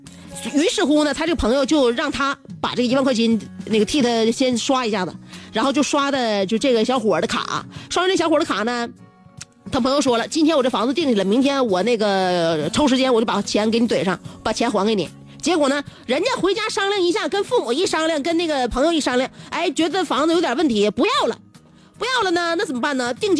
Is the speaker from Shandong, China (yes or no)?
no; Liaoning, China; 在我老家过的。我老家，嗯，你知道你知道在哪吗？不知道啊，没出没出辽宁省。每一次啊，我老家的边上再往偏走呢，就是农村，然后旁边有一条小河。